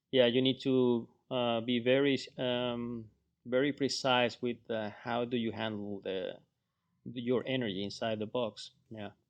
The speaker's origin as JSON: {"language": "English", "region": "Florida", "country": "United States", "said": "Still cold, for me. I mean, I come from Florida."}